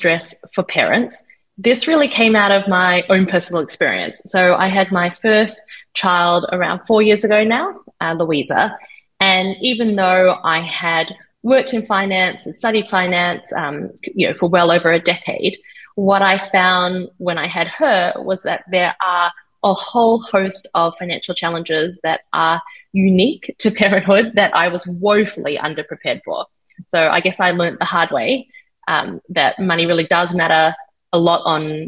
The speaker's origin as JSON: {"language": "English", "country": "Australia", "also_born_or_lived": "Sydney", "moved": "as an adult", "lives_now": "New Zealand", "said": "I'm Australian."}